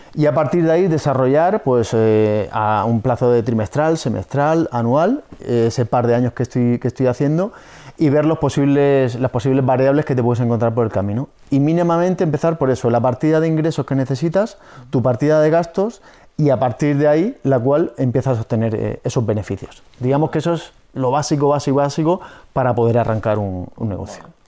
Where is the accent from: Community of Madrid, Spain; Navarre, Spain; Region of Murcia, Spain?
Region of Murcia, Spain; Murcia; soy de aquí de Murcia